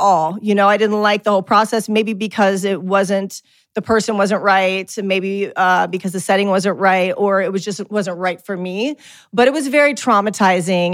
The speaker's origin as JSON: {"language": "English", "region": "Midwest", "country": "United States", "tie": "born or raised there", "said": "growing up in the Midwest"}